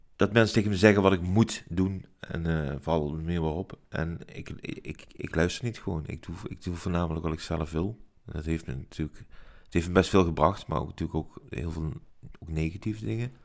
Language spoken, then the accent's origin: Dutch; Maastricht, Limburg, Netherlands; Geboren en getogen in Maastricht, in, in de binnenstad